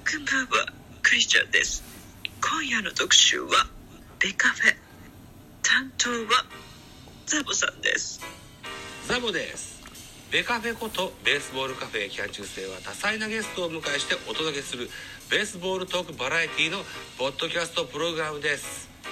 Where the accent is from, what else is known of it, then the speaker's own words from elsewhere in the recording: Shimane, Japan; 出身地は島根県でございます。生まれも育ちも現在も島根県に住んでございます。